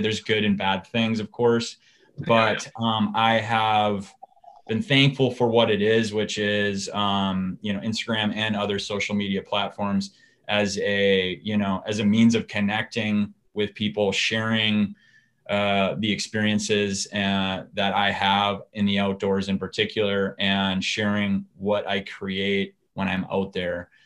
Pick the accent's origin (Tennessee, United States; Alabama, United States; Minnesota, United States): Minnesota, United States; Hastings; I am a Minnesota, um, you know, native. I was born and raised in Hastings